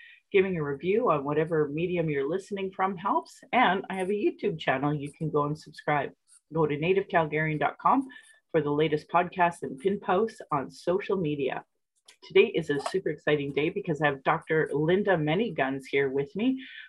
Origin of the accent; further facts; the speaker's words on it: Calgary, Alberta, Canada; I was born in Calgary, or in Blackfoot Mokinstis, as … another English name which has afforded me privilege in an English colonial world. My mother is Northern Slavey Dene or Satu Dene, but my Indian Act imposed status card by the Canadian government says Yellow Knives Dene.